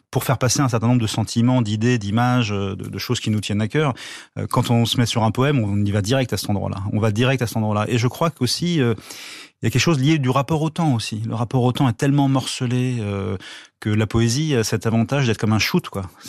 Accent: Draveil, Île-de-France, France; on était dans, le même collège, dans la même ville de banlieue à Draveil, dans l'Essonne

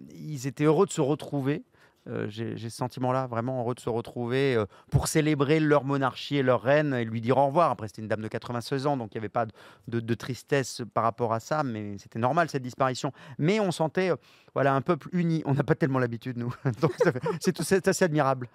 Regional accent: France

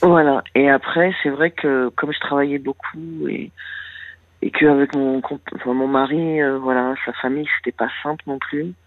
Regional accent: Paris, Île-de-France, France; moved away as an adult; je viens de Paris où j'ai vécu 46 ans

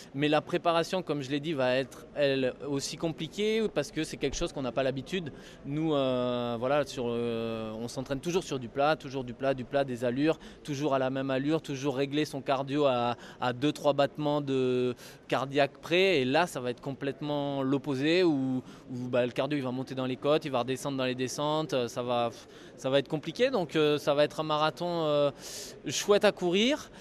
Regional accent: France; nous, en tant que Français

